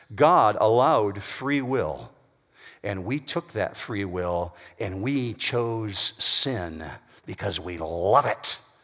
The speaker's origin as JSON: {"language": "English", "town": "Whitehall", "region": "Michigan", "country": "United States", "tie": "born or raised there", "said": "As a teenager, I grew up in Whitehall, Michigan, which is over on the west side of Michigan"}